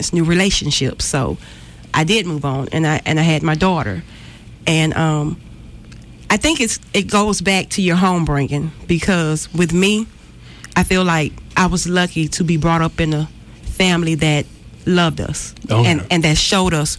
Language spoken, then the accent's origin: English; Montgomery, Alabama, United States; I'm actually born and raised in Montgomery, Alabama.